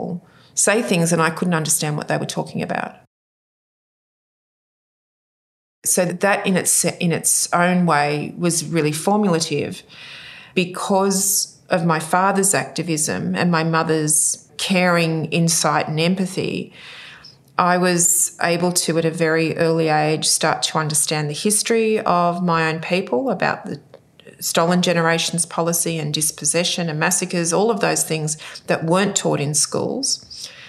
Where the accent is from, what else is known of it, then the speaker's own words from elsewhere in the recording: Sydney, New South Wales, Australia; also born or lived in Cooma / Norfolk Island; And then I grew up from that time in Sydney. I grew up in the Sutherland Shire